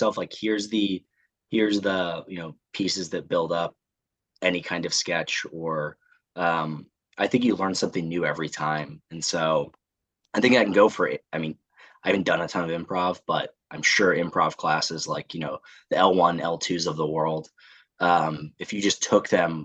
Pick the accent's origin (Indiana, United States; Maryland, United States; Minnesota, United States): Indiana, United States; north of Indianapolis, United States; moved away as an adult; also born or lived in Chicago; now in Washington, D.C., United States; I actually grew up in Indiana, just north of Indianapolis.